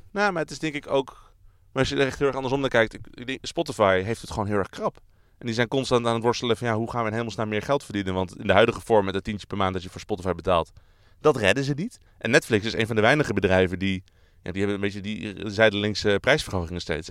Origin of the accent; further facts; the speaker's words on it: Netherlands; we zijn Nederlanders